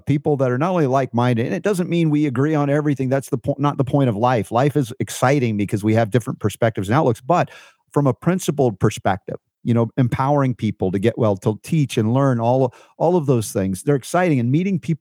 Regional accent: Fort Lauderdale, Florida, United States; I was a kid growing up in Fort Lauderdale

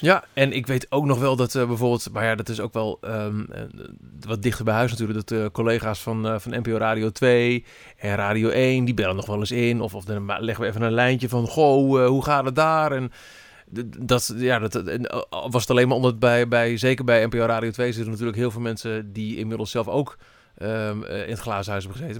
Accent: Twente, Overijssel, Netherlands; in mijn Twente, waar ik vandaan kom

